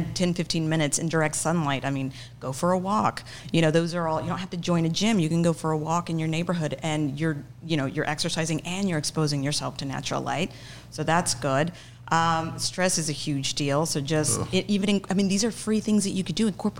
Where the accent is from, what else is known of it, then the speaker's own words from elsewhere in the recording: Oklahoma, United States; now in Rio Grande Valley, United States; I grew up in Oklahoma. We had a Mennonite community in a small town in Oklahoma.